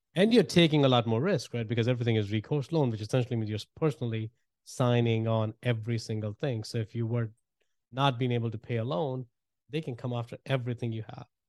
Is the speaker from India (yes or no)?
yes; India; moved away as an adult; I grew up in India and, uh, moved here a while back, man, about twenty-two years ago